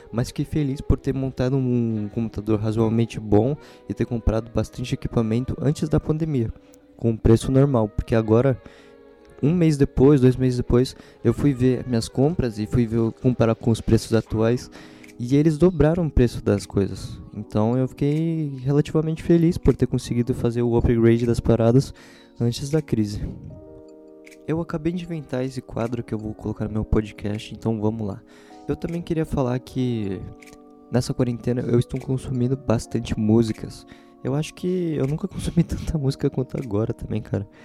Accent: São Paulo, Brazil; born there; eles usam bastante referência da cidade que eu moro, onde eu nasci, São Paulo.

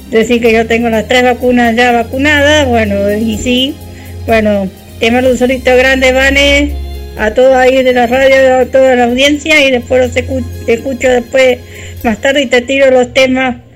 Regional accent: Mexico; now in Canada; soy mexicana, vivo en Canadá

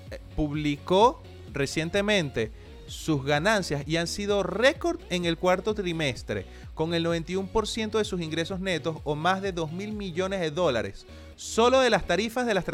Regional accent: Argentina; Yo soy argentina, manguito.

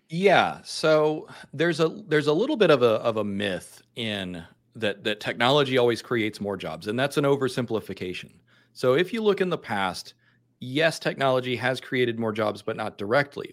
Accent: the American South, United States; I'm from the American South and we have rednecks here

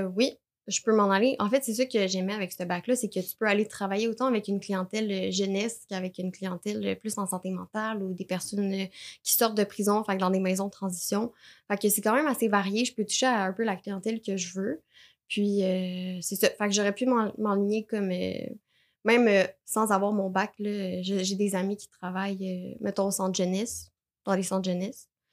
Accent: Terrebonne, Quebec, Canada; je viens de Lachenay

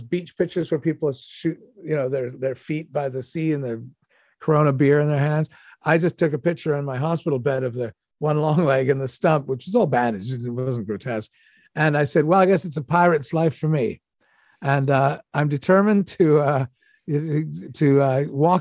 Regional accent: Toronto, Ontario, Canada; I grew up in Toronto.

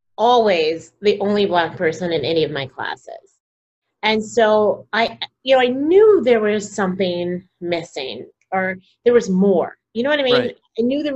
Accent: Texas, United States; also born or lived in Denver / Plano; now in New York City, United States; I grew up in Texas

